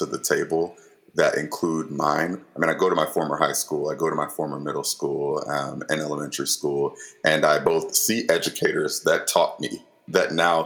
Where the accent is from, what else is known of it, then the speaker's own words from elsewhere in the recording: Gwinnett County, Georgia, United States; I grew up in Gwinnett County at a time when it was changing so much